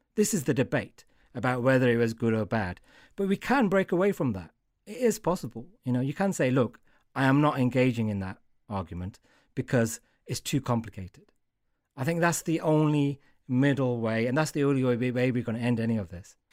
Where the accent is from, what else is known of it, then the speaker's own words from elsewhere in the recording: Wolverhampton, West Midlands, United Kingdom; I'm from Wolverhampton. I know these people.